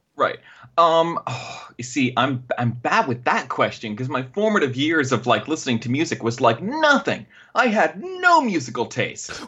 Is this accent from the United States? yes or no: no; Canada; accent: Canadian; my Canadian accent